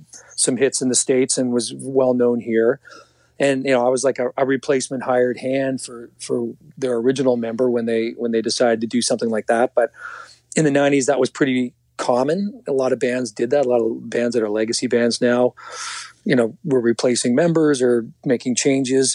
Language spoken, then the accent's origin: English; the Maritimes, Canada; moved away as an adult; now in Toronto, Canada; I was from the Maritimes.